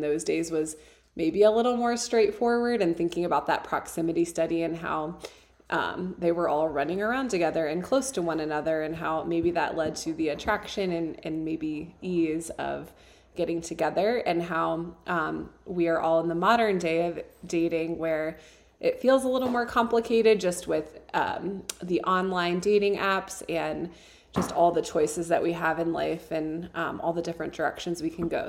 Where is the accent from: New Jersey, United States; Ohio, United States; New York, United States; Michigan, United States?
Ohio, United States; moved away as an adult; now in Tucson, United States; I grew up in Ohio